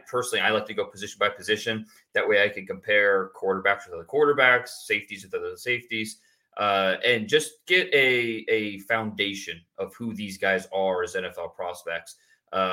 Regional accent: Warren, Ohio, United States; also born or lived in Akron, Ohio / Texas; I'm from Warren, Ohio. I was actually born in Akron, but I moved to Warren when I was young and raised there.

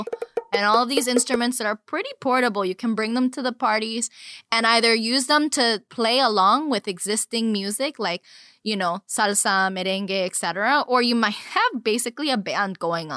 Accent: Miami, Florida, United States; when I grew up in Miami

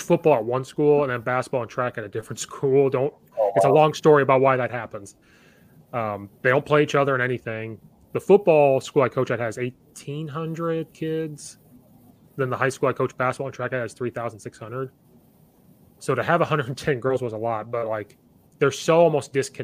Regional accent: Central Illinois, United States; moved away as an adult; now in Chicago suburbs, United States; I'm from Central Illinois. I grew up right next to Uvine. Now I live up in the Chicago suburbs

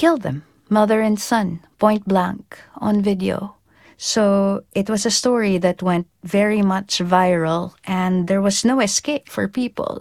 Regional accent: Philippines; I am a Filipino field reporter. My field is there. So I'm going home.

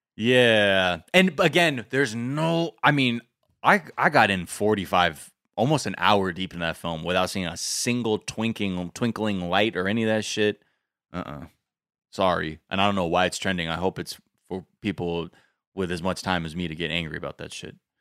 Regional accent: California, United States; I'm from California.

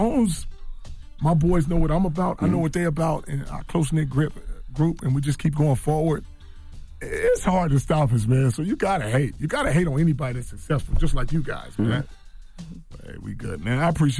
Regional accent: East Coast, United States; I'm from the East Coast. I got to say

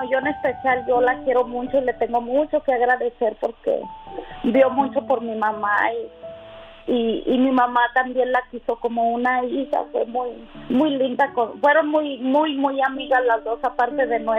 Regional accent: Zacatecas, Mexico; yo soy de Zacatecas.

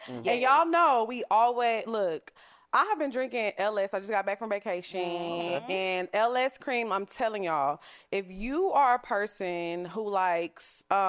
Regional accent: Orange, Texas, United States; moved away as an adult; also born or lived in Antioch, California / Houston; now in Atlanta, United States; I was born there. Then I moved when I was younger. Mm-hmm. And I was, I grew up in Orange. And then I lived in Houston.

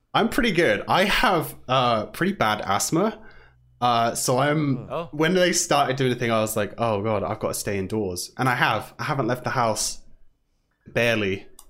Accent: Southampton, South East England, United Kingdom; moved away as an adult; now in Vancouver, Canada; I am from Southampton in England. I've lived about around the south for a bit, and then I've moved to Vancouver or Canada for the last four-ish years or so

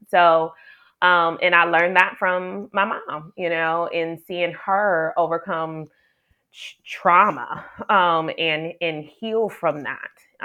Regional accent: Detroit, Michigan, United States; also born or lived in Ann Arbor, Michigan; Born and raised in Detroit, Michigan, Detroit a girl

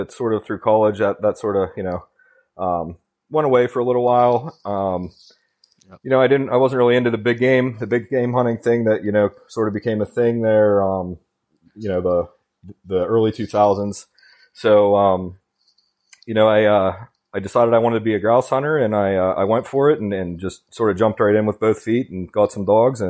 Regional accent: Butler, Pennsylvania, United States; I'm from Butler, Pennsylvania, which is about an hour north of Pittsburgh.

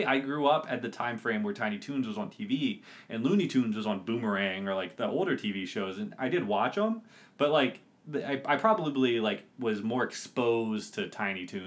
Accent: United States; as an American

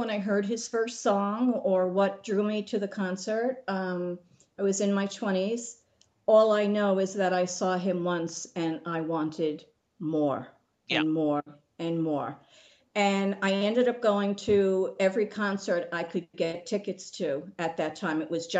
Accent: Bronxville, New York, United States; Hi, Jesse. … I'm from Bronxville, New York, and I am a … fan extraordinaire.

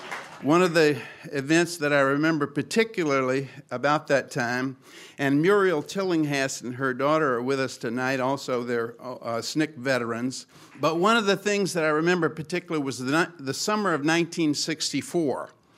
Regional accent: South Alabama, United States; I'm actually from L.A., Lower Alabama. I grew up in South Alabama. My father was a Methodist minister.

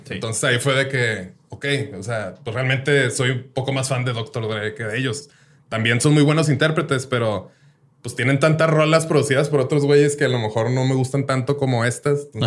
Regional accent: Ciudad Juárez, Chihuahua, Mexico; moved away; also born or lived in Colima, Mexico / Mexico City, Mexico; yo nací en Colima. A los, cuando tenía tres años me vine para acá a Juárez.

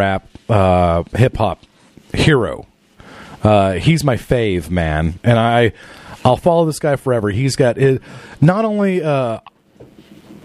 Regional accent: Norman, Oklahoma, United States; growing up in Norman

